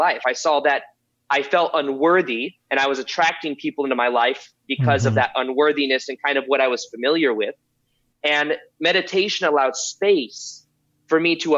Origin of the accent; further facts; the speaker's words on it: Las Vegas, Nevada, United States; I was born and raised in Las Vegas